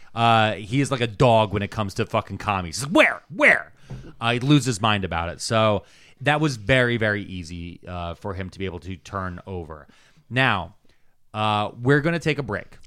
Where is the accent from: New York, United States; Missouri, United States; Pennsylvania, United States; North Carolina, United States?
Pennsylvania, United States; Delaware County; I didn't grow up in Media, but I grew up in Delaware County